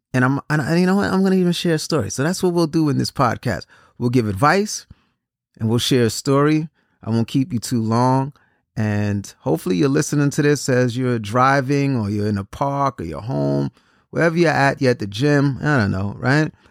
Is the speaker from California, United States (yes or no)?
no; New York City, New York, United States; I'm originally from Brooklyn, New York